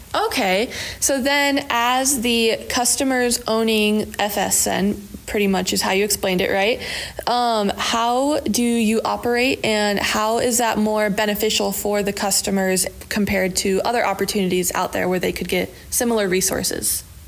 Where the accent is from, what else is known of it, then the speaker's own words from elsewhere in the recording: Southwest Iowa, United States; growing up in Southwest Iowa